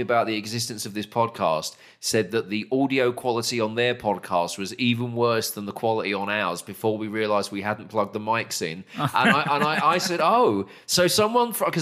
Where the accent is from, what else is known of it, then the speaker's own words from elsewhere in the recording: United Kingdom; moved away as an adult; now in Texas, United States; as a Brit living in the great state of Texas